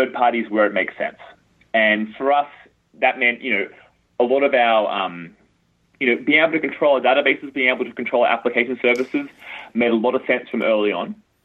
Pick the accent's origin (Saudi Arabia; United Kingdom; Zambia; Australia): Australia; moved away as an adult; now in United States; I grew up in Australia